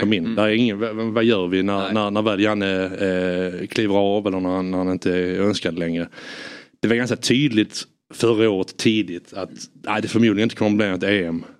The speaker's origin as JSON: {"language": "Swedish", "country": "Sweden"}